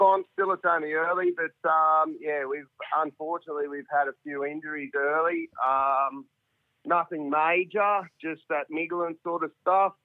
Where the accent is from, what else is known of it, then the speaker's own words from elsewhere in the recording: Harden, New South Wales, Australia; I'm from Harden